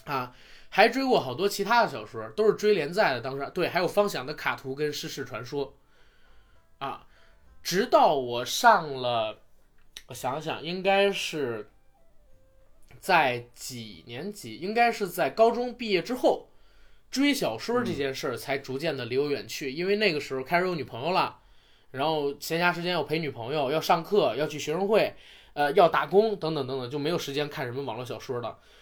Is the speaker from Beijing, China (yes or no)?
yes; Beijing, China; 我是北京的